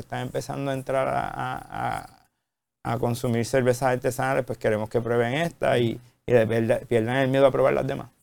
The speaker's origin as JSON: {"language": "Spanish", "town": "Ponce", "country": "Puerto Rico", "tie": "born or raised there", "said": "nací en Ponce"}